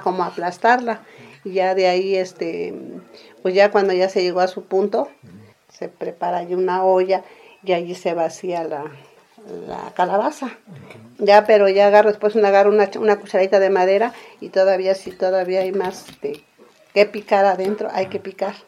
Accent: San Jerónimo Tecóatl, Oaxaca, Mexico; soy originaria de San Jerónimo Tecuatl

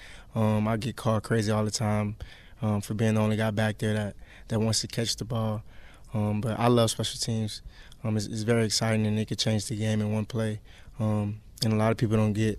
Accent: Richmond, Virginia, United States; I'm from Richmond, Virginia

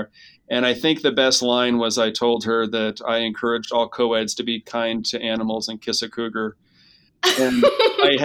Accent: Seattle, Washington, United States; moved away as an adult; also born or lived in Utah; I'm from Seattle

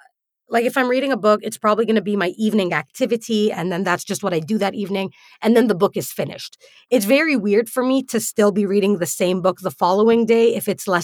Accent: United Arab Emirates; Now, growing up in the UAE, I never heard of Canadian fiction. In fact, despite being a Canadian citizen throughout my entire upbringing, I did not know that Canadians had their own literature.

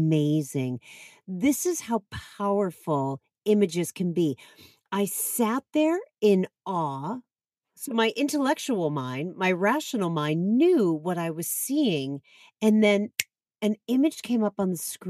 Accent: Boston, Massachusetts, United States; I grew up in the Boston area

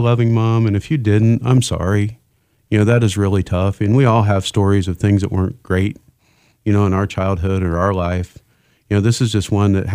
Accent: Indiana, United States; moved away; growing up in Indiana

